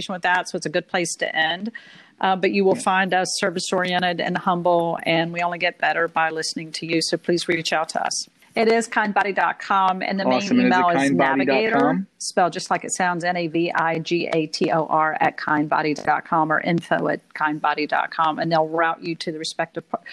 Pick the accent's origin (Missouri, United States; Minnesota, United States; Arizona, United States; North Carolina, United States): North Carolina, United States; Hickory; accent: Southern; now in New York, United States; I was born and raised in Hickory, North Carolina, and still have family there